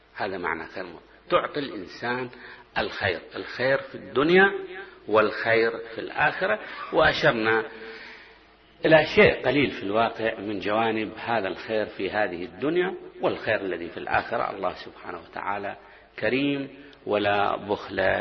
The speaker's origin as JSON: {"language": "Arabic", "region": "Basra Governorate", "country": "Iraq", "moved": "yes", "said": "عندنا بالبصرة"}